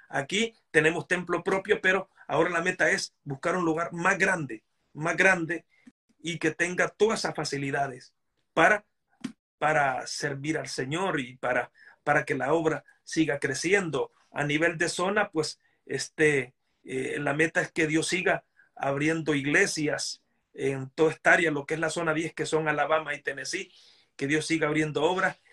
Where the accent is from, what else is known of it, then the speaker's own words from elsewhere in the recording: Honduras; moved away as an adult; now in United States; yo soy hondureño